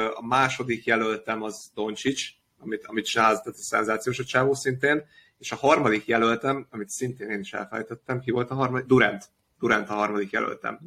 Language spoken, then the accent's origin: Hungarian; Budapest, Hungary; budapesti kosaras gyerekként